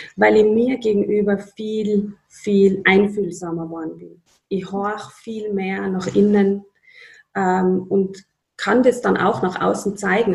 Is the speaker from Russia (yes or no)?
no; Upper Austria, Austria; now in Tyrol, Austria; meine Familie in Oberösterreich.